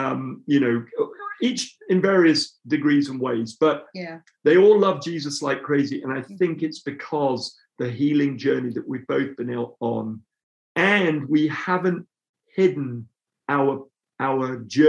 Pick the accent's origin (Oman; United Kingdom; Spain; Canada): United Kingdom; England; Kate comes from a different part of England than I do. And my, and also, of course, I'm a third culture kid because I'm Nigerian, but I'm also British